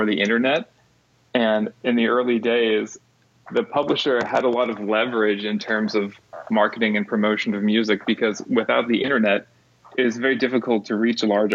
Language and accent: English; Pittsburgh, Pennsylvania, United States; also born or lived in Dallas; now in Berea, United States; I'm originally from Pittsburgh, which is about 2 hours away from there